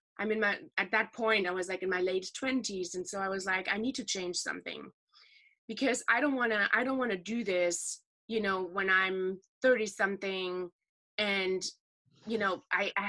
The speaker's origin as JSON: {"language": "English", "area": "Ruhr area", "region": "North Rhine-Westphalia", "country": "Germany", "tie": "born or raised there", "said": "The part of Germany that I'm actually from is, I feel like, pretty unique for Germany because it's the most industrialized part of it. It's the Ruhr area"}